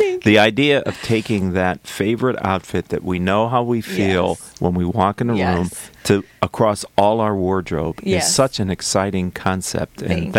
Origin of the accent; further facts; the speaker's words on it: Pittsburgh, Pennsylvania, United States; I'm from Pittsburgh